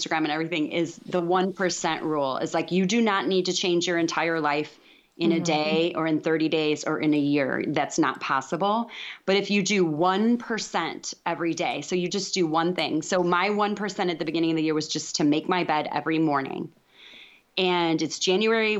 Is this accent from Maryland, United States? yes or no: no; DeKalb, Illinois, United States; born or raised there; moved away as an adult; now in Texas, United States